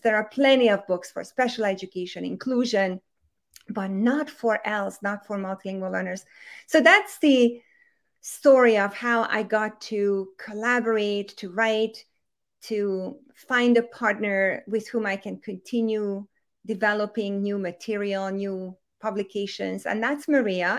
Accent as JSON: {"language": "English", "country": "Hungary", "tie": "born or raised there", "second_language": "English", "moved": "yes", "said": "I was born and raised and raised in Hungary, in case anybody's wondering where that accent is coming from"}